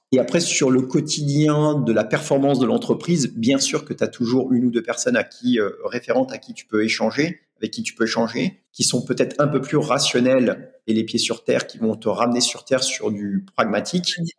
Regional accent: Normandy, France; je viens de l'Ouest, en Normandie

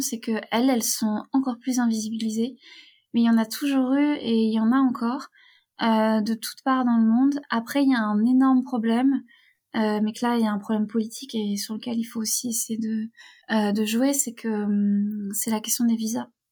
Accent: near Rennes, Brittany, France; moved away; also born or lived in Turkey; j'ai grandi euh, près de Rennes

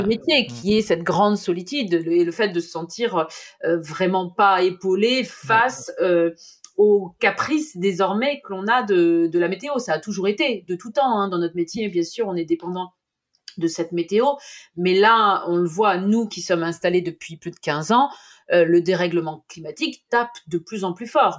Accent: Normandy, France; chez nous en Normandie

